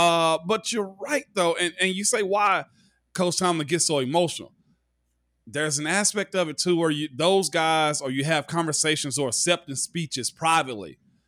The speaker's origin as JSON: {"language": "English", "region": "Tennessee", "country": "United States", "said": "I'm from Tennessee that came there as an undrafted guy, so I had to be engulfed in it."}